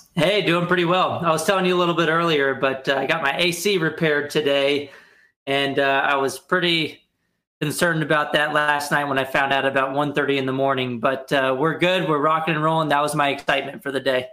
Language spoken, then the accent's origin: English; Texas, United States; moved away as an adult; also born or lived in Arkansas; now in Washington D.C., United States; I grew up in Texas